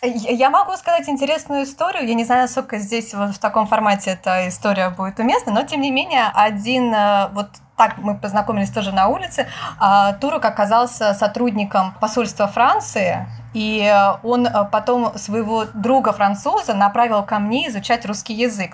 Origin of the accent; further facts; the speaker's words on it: Moscow, Russia; moved away as an adult; now in Turkey; я из России, что я из Москвы